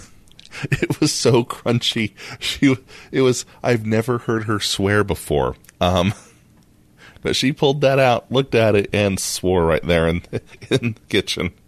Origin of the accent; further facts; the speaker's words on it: United States; we're American